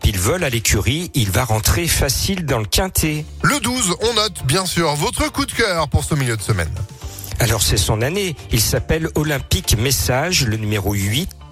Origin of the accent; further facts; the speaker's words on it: Lyon, Auvergne-Rhône-Alpes, France; comme on est lyonnais